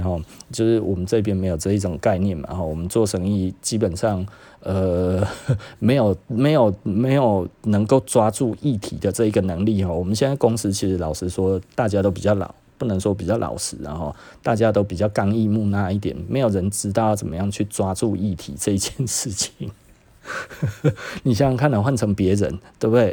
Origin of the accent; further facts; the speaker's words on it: Taiwan; 我们台湾人